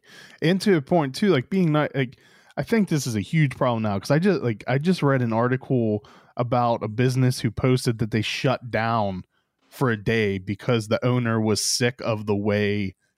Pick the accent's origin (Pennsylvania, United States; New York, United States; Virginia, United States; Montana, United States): Pennsylvania, United States; Pittsburgh; now in Frederick, Maryland, United States; I grew up in Pittsburgh